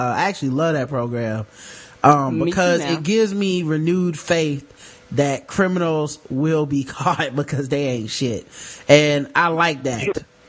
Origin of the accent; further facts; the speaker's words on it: the South, United States; we are from the South